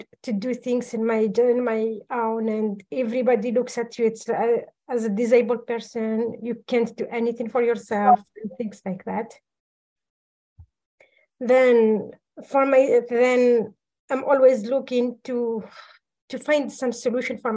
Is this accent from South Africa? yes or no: no; Algeria; moved away as an adult; I am from Algeria, North Africa.